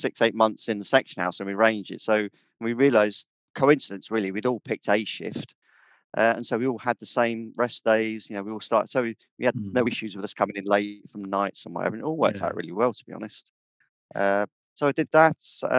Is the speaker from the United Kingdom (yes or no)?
yes; Andover, South East England, United Kingdom; moved away as an adult; also born or lived in London; I grew up in Andover, Hampshire, but I joined the Met because they were recruiting at the time.